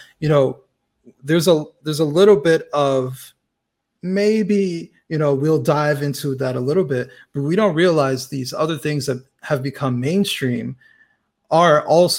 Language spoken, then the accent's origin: English; United States; well, I say American because I'm American